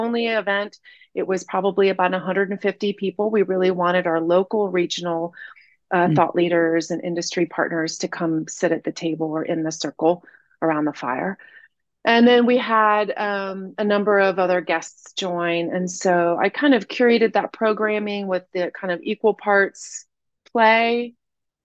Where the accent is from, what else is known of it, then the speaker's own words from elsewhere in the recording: Asheville, North Carolina, United States; I grew up here in Asheville